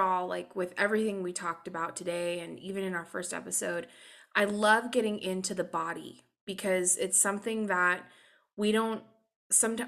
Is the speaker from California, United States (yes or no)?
yes; California, United States; I'm such a Californian.